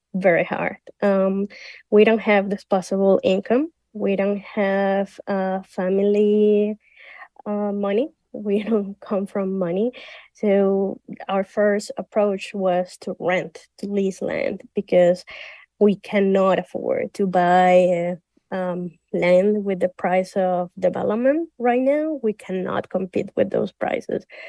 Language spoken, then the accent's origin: English; Venezuela; I'm from Venezuela